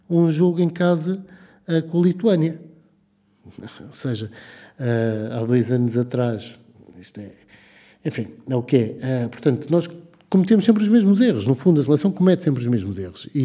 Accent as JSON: {"language": "Portuguese", "country": "Portugal", "said": "enquanto adepto da seleção nacional, enquanto português, não, não parece que seja a melhor escolha."}